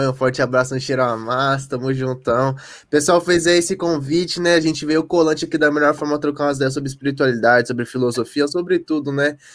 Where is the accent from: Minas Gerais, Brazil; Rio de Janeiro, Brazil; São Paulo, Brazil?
Minas Gerais, Brazil; Perdão; born there; Nasci em Perdão. Nasci em bairro popular, nasci no fundo da casa da minha avó.